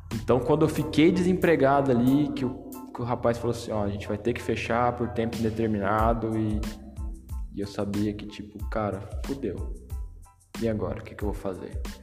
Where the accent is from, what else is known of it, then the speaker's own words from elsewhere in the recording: Brazil; moved away as an adult; now in Portugal; eu vim do Brasil no momento em que eu tinha tudo para continuar no Brasil, tinha uma casa, tinha um trabalho bom